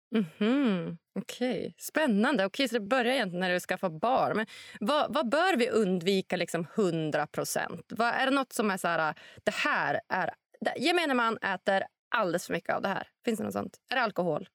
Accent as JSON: {"language": "Swedish", "country": "Sweden", "said": "om jag som svensk"}